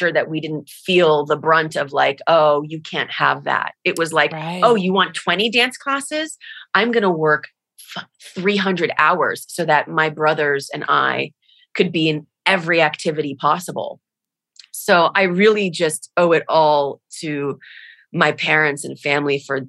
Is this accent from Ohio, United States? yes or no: no; Miami Beach, Florida, United States; moved away as an adult; also born or lived in Los Angeles; I was born in Miami, Florida, or Miami Beach, Florida, the exact location